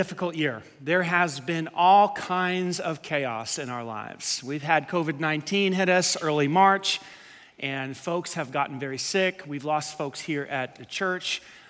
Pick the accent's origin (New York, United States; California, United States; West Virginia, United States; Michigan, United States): New York, United States; New York City; We grew up in Staten Island